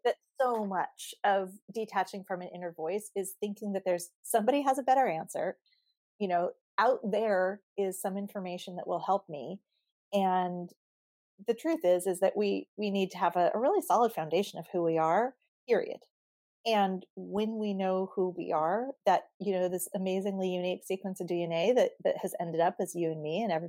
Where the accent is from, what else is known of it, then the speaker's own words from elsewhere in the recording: Southern California, United States; I've grown up in Southern California. I live in Southern California. I'm a native